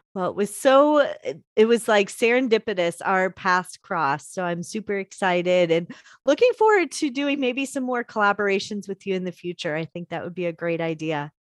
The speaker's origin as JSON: {"language": "English", "town": "Chicago", "region": "Illinois", "country": "United States", "said": "I'm from Chicago"}